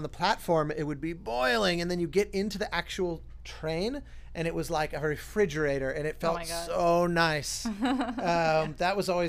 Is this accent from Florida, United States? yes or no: no; Colorado, United States; where I grew up in Colorado